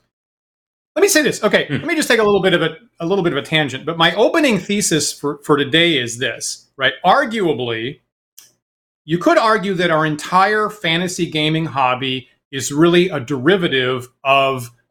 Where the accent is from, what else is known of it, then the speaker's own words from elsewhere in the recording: Maine, United States; moved away; also born or lived in Boston; when I was growing up in Maine